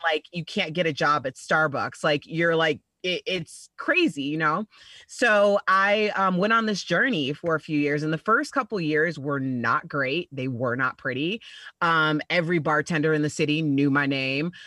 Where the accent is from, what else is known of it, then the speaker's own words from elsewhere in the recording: Chicago, Illinois, United States; I'm from Chicago, and I started my radio career in Chicago at the Heritage Station, which like you know every city has one. So you know you grow up listening to these guys for like 20 years